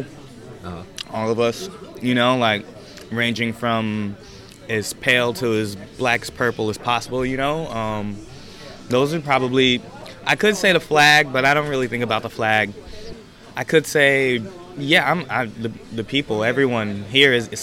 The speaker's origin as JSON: {"language": "English", "town": "Chicago", "region": "Illinois", "country": "United States", "said": "My proudest moment as a Chicagoan"}